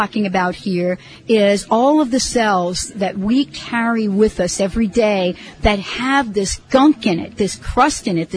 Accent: New Jersey, United States; also born or lived in New York; I'm from New Jersey, you know, and so actually New York, New Jersey

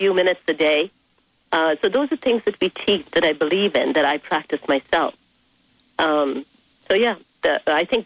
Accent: India; moved away as an adult; now in United States; I was raised in India for 17 years of my life

